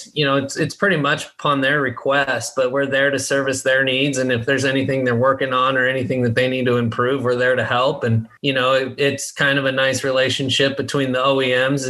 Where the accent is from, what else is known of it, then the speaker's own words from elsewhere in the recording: Colorado, United States; moved away as an adult; also born or lived in Palm Desert, California / San Diego, California; I grew up in Colorado, played college golf for University of Colorado, Colorado Springs